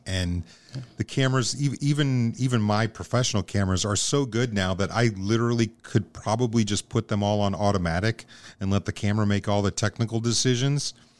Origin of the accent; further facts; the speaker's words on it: Omaha, Nebraska, United States; I'm also from South Omaha